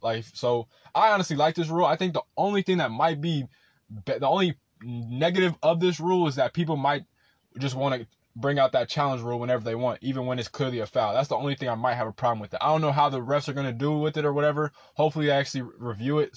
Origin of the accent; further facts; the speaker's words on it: Rancho Cucamonga, California, United States; I'm from Rancho Cucamonga